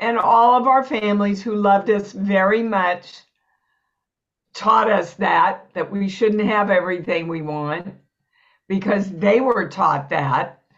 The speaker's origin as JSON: {"language": "English", "region": "Kansas", "country": "United States", "tie": "born or raised there", "also_born_or_lived": "New York", "moved": "as an adult", "said": "I was born and raised in Kansas, never left Kansas till I went to New York."}